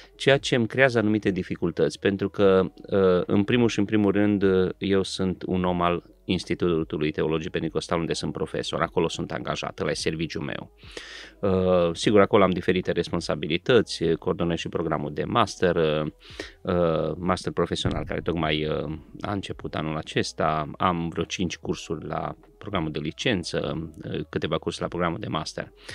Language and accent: Romanian; Transylvania, Romania; sunt ungur